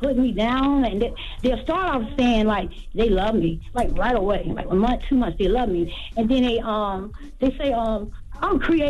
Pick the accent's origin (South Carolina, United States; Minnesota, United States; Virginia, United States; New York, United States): Virginia, United States; Hampton; I'm from Hampton, Virginia.